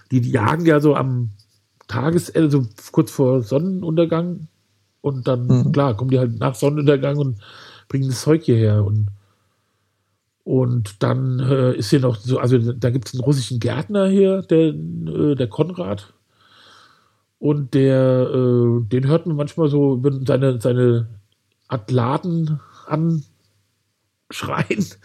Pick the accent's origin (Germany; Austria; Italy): Germany; Wiesbaden, Hesse; Und da habe ich gedacht, als Kind bin ich ja hier sozusagen im Wald äh, aufgewachsen.